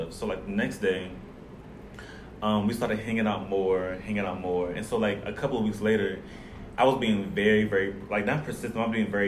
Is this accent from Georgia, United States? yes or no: yes; Atlanta, Georgia, United States; moved away as an adult; I'm from Atlanta, Georgia, Buckhead